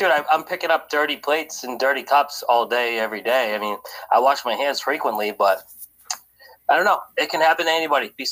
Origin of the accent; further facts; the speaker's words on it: Boston, Massachusetts, United States; born there; I was born in the Boston, New England area.